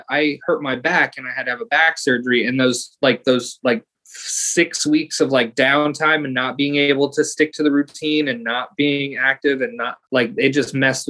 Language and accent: English; Podunk, Florida, United States; I'm from Podunk, Florida